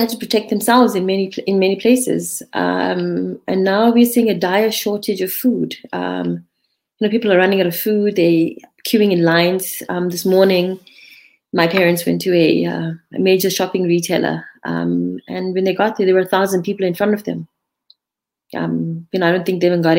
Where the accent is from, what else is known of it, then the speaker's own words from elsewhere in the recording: Durban, KwaZulu-Natal, South Africa; moved away; I'm from Durban. That's where my entire family is